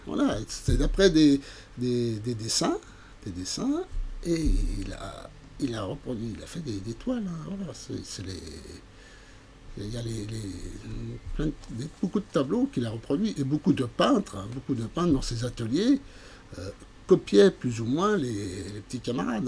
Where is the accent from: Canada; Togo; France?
France; Montceau-les-Mines, Bourgogne-Franche-Comté; je suis originaire de, de Montsolémine